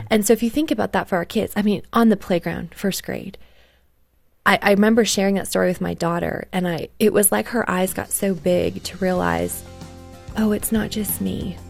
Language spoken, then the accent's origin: English; Canada; I grew up in Canada